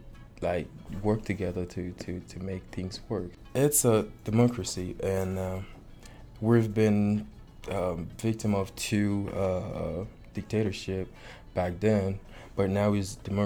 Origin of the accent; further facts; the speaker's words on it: Port-au-Prince, Ouest, Haiti; moved away as an adult; now in Big Spring, United States; I was born and grew up in Port-au-Prince, Haiti.